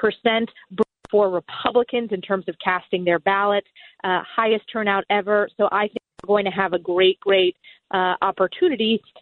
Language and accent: English; New York, United States; as a New Yorker